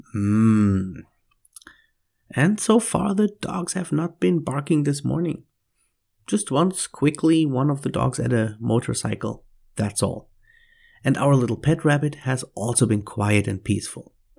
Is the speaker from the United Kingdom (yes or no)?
no; Germany; moved away as an adult; now in Mexico; I'm originally from Germany, but I have been living in Mexico for fourteen years now